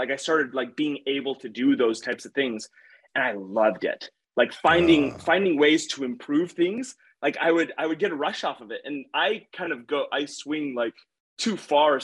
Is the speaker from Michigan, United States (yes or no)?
no; Utah, United States; how do I get back to Utah